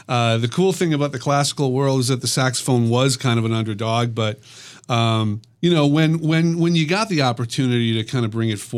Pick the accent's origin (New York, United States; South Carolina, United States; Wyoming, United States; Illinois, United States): Illinois, United States; Chicago; now in Minneapolis, United States; living in, in, in kind of growing up in Chicago